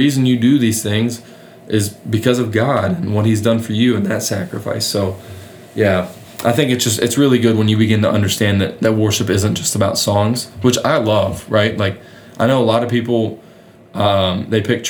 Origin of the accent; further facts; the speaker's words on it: West Virginia, United States; moved away; I'm from West Virginia